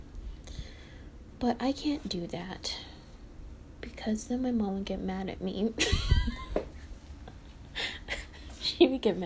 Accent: the South, United States; I was born in the South.

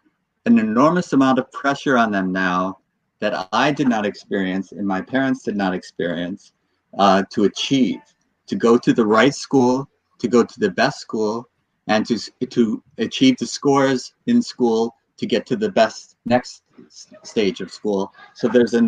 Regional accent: United States; I was born in the United States and I now live in the divided states

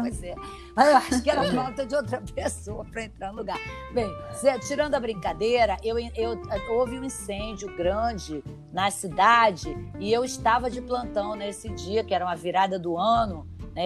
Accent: Rio de Janeiro, Brazil; also born or lived in São Paulo; Eu sou paulista, mas eu, eu sempre morei aqui no Rio.

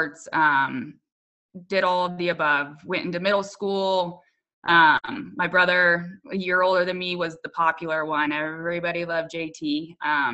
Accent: Littleton, United States; I grew up in Littleton, as well as my parents did.

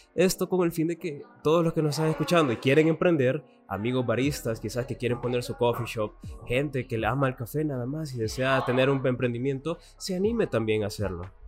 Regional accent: El Salvador; nos caracteriza como, caracteriza como salvadoreños

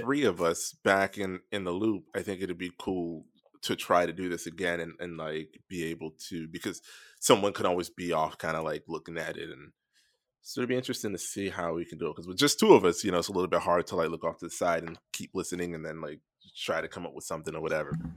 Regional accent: Florida, United States; moved away; growing up in Florida

